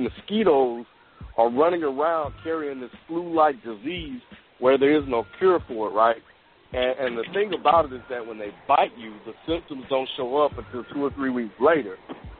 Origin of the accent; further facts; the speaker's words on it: Mississippi, United States; I grew up in Mississippi